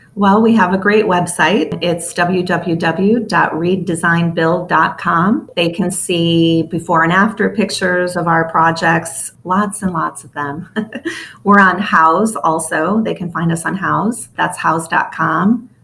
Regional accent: Chicago, Illinois, United States; I'm from Chicago, the city of Chicago.

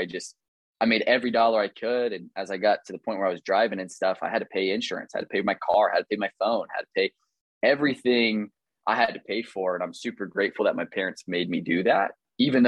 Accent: Kearney, Missouri, United States; I grew up in Kearney, Missouri, tiny little suburb of Kansas City

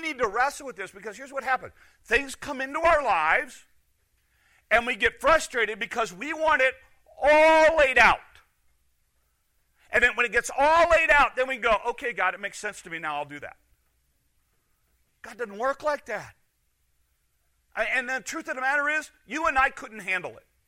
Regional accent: Chicago, Illinois, United States; moved away; I'm from Chicago. I don't do country. I do asphalt and houses close together

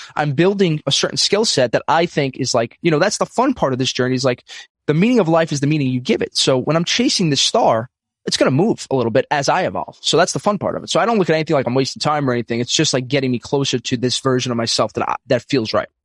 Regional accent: New York City, New York, United States; I'm from Brooklyn, New York, um, old school Italian family

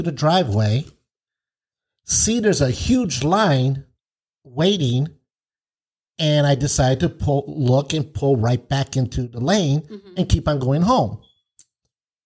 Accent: United States; I'm an American

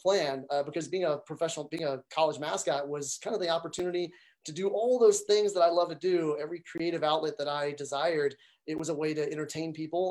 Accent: Montgomery, Alabama, United States; I grew up in Montgomery, Alabama

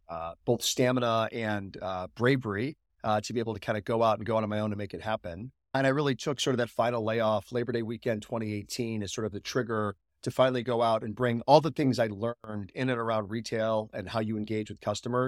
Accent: Chicago, Illinois, United States; born there; also born or lived in South Florida; So I've had the privilege of living all over the U.S. I was actually raised by an entrepreneur. So I was born in Chicago, lived in South Florida

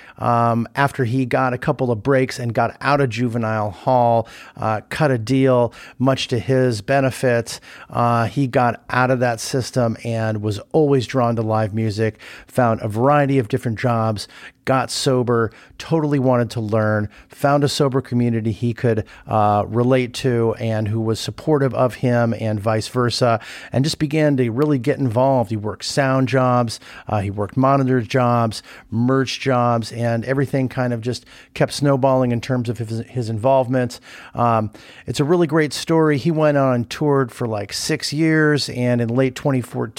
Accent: Los Angeles, California, United States; moved away as an adult; also born or lived in Santa Barbara; now in Chicago, United States; I grew up there, so familiar with the area

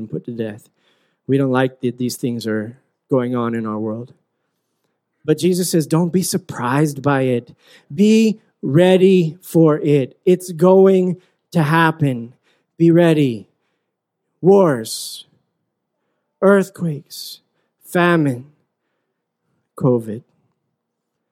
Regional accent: Utah, United States; moved away as an adult; also born or lived in Philippines; I grew up in Utah, and I grew up in this kind of bubble

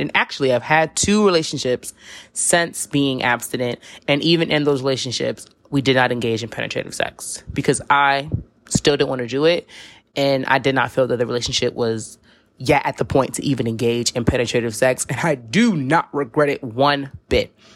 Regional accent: New York City, New York, United States; I live in a metropolitan city. I'm from New York City

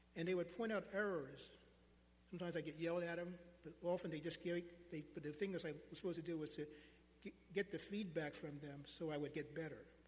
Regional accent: United States

